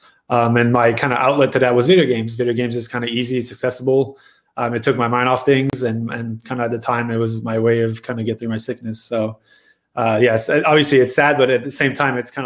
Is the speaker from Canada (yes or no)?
yes; Montreal, Quebec, Canada; moved away as an adult; also born or lived in Ontario / Greensboro, North Carolina / Bay Area; now in Dallas, United States; I am from Montreal, Quebec. I grew up bowling